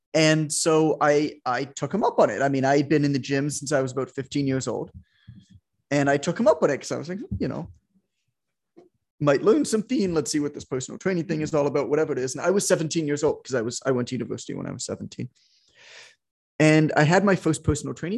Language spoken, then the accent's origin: English; Toronto, Ontario, Canada; I'm Canadian